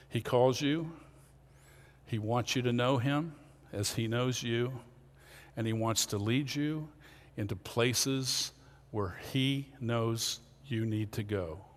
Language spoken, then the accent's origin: English; Pennsylvania, United States; born there; I'm not good because I was born in Lancaster County.